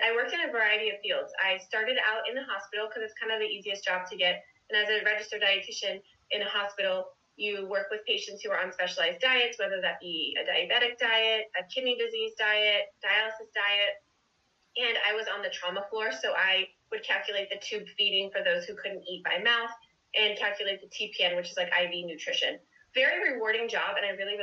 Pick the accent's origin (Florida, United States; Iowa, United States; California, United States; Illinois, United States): Florida, United States; South; I grew up in South Florida, and I stayed in South Florida for college, so I went to FIU in Miami